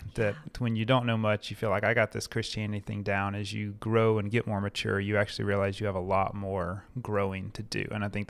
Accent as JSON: {"language": "English", "region": "Missouri", "country": "United States", "also_born_or_lived": "Florida", "said": "Well, I am not a native of Florida. I'm from Missouri originally, lived all around the Southeast in a few year"}